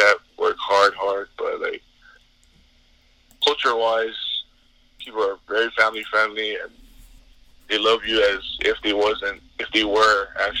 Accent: Hawaii, United States; It's very hot over here, especially where I live on the west side of the island

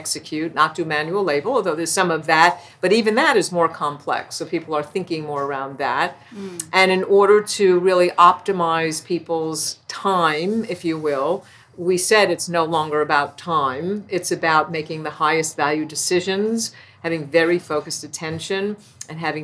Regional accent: New York City, New York, United States; moved away as an adult; also born or lived in Pocono Mountains; I was born and raised in Brooklyn, New York

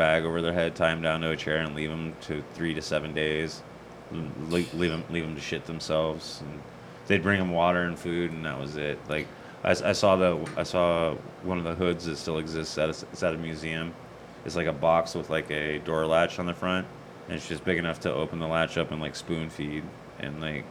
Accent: Tucson, Arizona, United States; we grew up here in Tucson

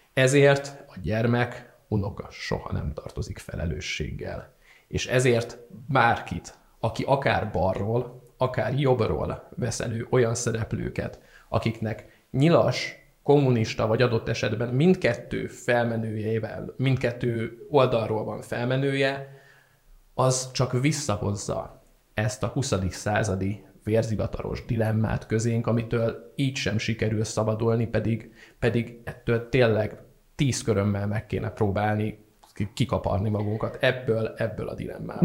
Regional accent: Szeged, Csongrád-Csanád, Hungary; moved away as an adult; now in Budapest, Hungary; mint szegedi

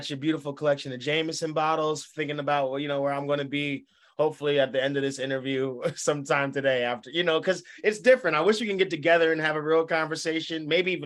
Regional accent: New Jersey, United States; I'm from Jersey

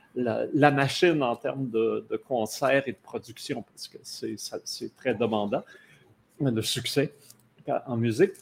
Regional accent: Abitibi, Quebec, Canada; moi, je viens d'Abitibi

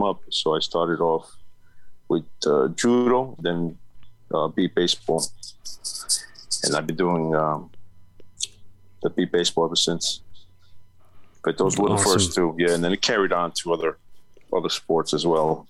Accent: Long Island, New York, United States; so I grew up in New York, Long Island

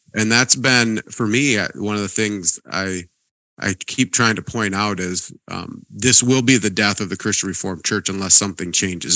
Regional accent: Montana, United States; moved away; also born or lived in Princeton, Minnesota; I grew up in Montana

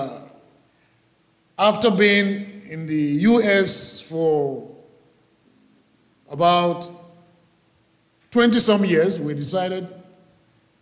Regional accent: Nigeria; moved away as an adult; now in United States; I was born in Nigeria

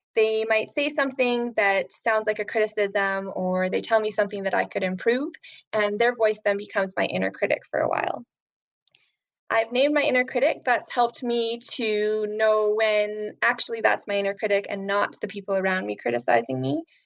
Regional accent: Alberta, Canada; I'm from Alberta, Canada

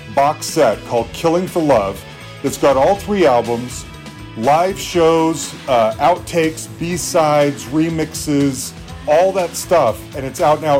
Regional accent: Salt Lake City, Utah, United States; I grew up in Salt Lake City, Utah, which is probably Podunkville

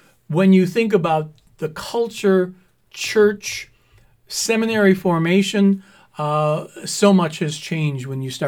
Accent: Clyman, Wisconsin, United States; I grew up in Clyman. Nobody knew where Clyman was other than those people who lived there.

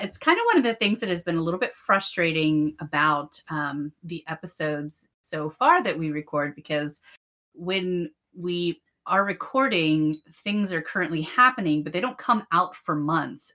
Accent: between Erie and Pittsburgh, Pennsylvania, United States; I'm from like between Erie and Pittsburgh

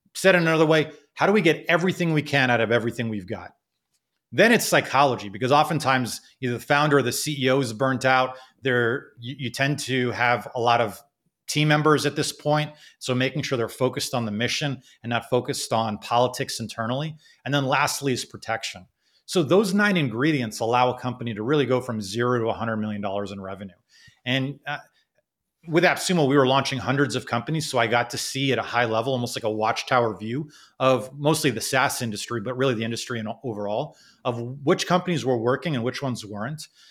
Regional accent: United States; also born or lived in Kuwait / Canada / Philadelphia; I ended up growing up in America, and, um, who knows how my life would have been had I, had I stayed in Kuwait

